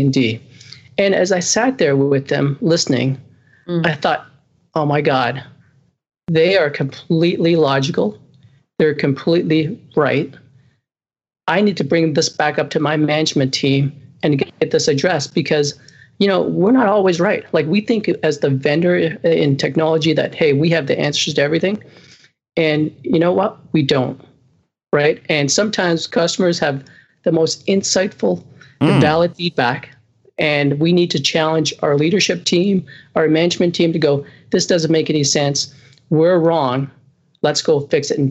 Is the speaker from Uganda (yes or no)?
no; Canada; I'm Canadian.